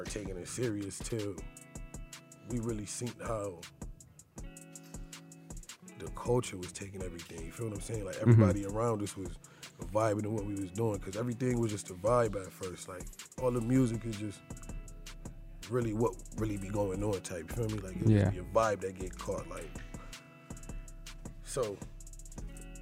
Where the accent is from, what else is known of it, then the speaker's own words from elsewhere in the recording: Hartford, Connecticut, United States; growing up in Hartford was fun for me.